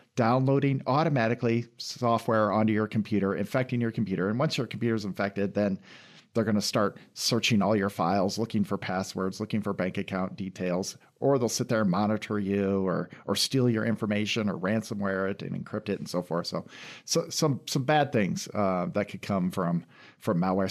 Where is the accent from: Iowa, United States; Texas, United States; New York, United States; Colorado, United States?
Iowa, United States; moved away as an adult; also born or lived in London; now in Lansing, United States; I grew up in Iowa and then went to school